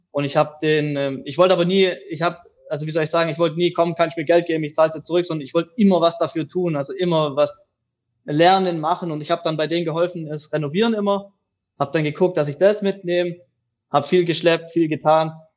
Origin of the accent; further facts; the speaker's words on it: near Reutlingen, Tübingen, Metzingen, Baden-Württemberg, Germany; Ich komme aus dem Süden Deutschlands, am Fuße der Schwäbischen Alb, aus der Nähe von Reutling, Tübingen beziehungsweise Outlet Metzing